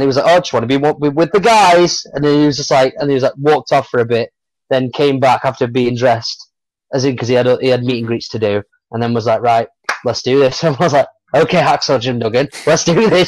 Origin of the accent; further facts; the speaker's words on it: Stockport, North West England, United Kingdom; there's a couple of places in Stockport, like my hometown, where I've got to wrestle